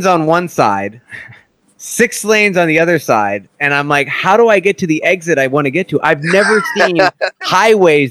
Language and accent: English; Northeast, United States; moved away; I grew up in the Northeast where it was, I mean, the bugs are so bad that you actually said there's a bug season